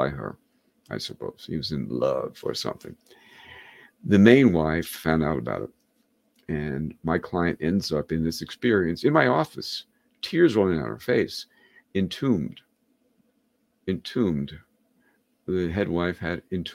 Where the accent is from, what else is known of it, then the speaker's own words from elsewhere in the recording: New York, United States; moved away as an adult; now in Rhode Island, United States; I'm from New York, and I had worked in advertising in New York